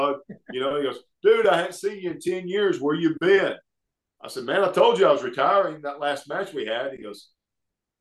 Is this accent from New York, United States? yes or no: no; Oxford, Alabama, United States; Oxford, Alabama, which is my hometown